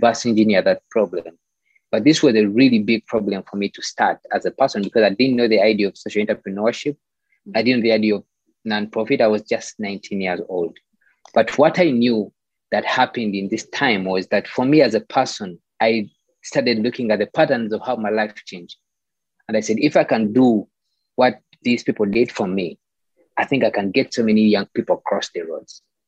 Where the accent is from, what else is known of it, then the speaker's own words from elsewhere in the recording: Kampala, Central Region, Uganda; born and raised in Kampala, Uganda.